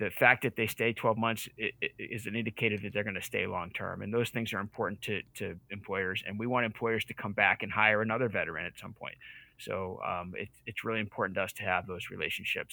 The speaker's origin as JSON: {"language": "English", "region": "Massachusetts", "country": "United States", "tie": "born or raised there", "moved": "as an adult", "lives_now": "Maine, United States", "said": "I'm not from Maine originally either. I grew up in Massachusetts and my family and I lived all over the country."}